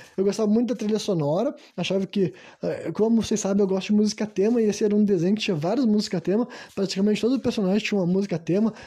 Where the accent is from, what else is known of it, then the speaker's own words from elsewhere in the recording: Brazil; Eu, enquanto brasileiro